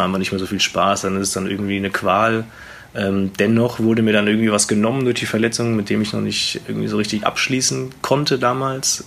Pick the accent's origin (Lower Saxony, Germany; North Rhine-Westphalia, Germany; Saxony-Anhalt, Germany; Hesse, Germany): Hesse, Germany; Wetzlar; moved away as an adult; also born or lived in Hamburg / Gummersbach; now in Erlangen, Germany; Also, es ist meine Heimat natürlich. Äh, da bin ich groß geworden in der Jugend